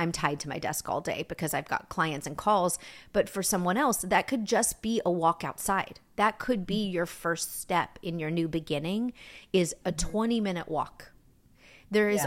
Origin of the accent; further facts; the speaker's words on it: New York, United States; I danced growing up in New York